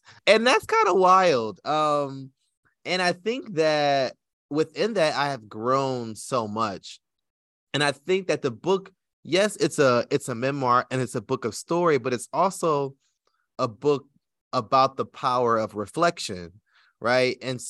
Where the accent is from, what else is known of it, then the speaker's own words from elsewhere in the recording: Detroit, Michigan, United States; I grew up in Detroit, which is one of the blackest cities in America, but I went to school in Southfield, which was a black suburb right on the edge, right, of Detroit, you know.